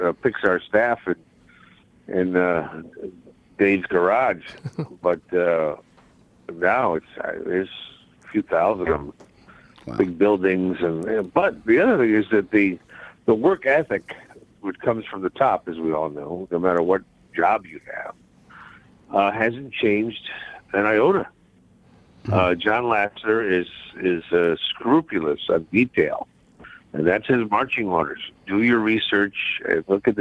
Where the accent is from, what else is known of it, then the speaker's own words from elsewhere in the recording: Bridgeport, Connecticut, United States; me growing up in Bridgeport